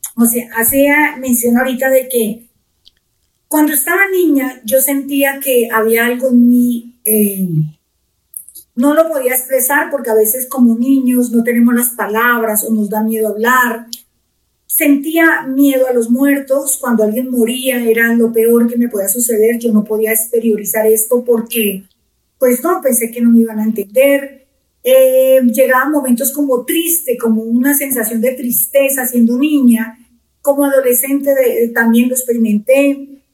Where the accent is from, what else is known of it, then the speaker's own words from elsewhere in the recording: Pitalito, Huila, Colombia; moved away as an adult; now in Bogotá, Colombia; yo soy del sur de Colombia, de la ciudad de Pitalito, Huila. Eh, mi familia es numerosa, yo soy de las menores